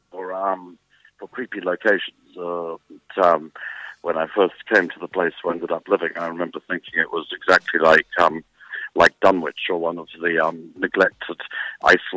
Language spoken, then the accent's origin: English; South Africa; moved away as an adult; also born or lived in England; I was born in South Africa, fled South Africa at the time of the apartheid era, got political asylum in England